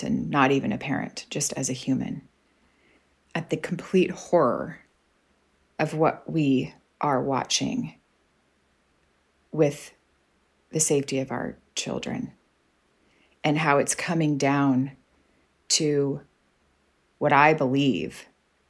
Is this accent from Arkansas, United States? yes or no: yes; Arkansas, United States; moved away as an adult; now in Canada; I'm from Arkansas. I'm scrappy. I grew up having to figure things out in the woods and things like that.